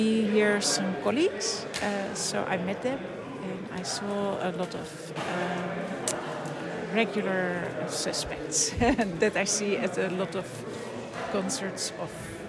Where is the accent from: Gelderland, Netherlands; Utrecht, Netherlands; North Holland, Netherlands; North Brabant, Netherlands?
Utrecht, Netherlands; I'm from Utrecht.